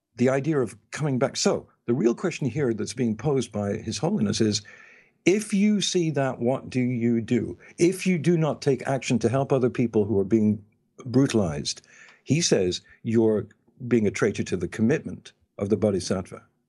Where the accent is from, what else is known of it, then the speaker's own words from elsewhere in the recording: England, United Kingdom; moved away; when I was living in England, growing up in England